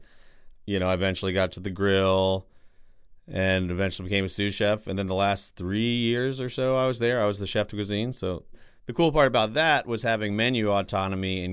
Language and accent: English; Free Union, Virginia, United States; moved away as an adult; now in New Orleans, United States; I grew up in Free Union, Virginia, which is a small town outside of Charlottesville, Virginia